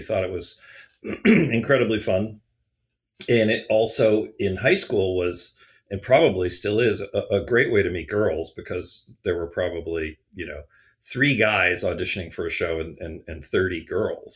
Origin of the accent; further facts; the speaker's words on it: Pewaukee, Wisconsin, United States; I was growing up in Pewaukee, Wisconsin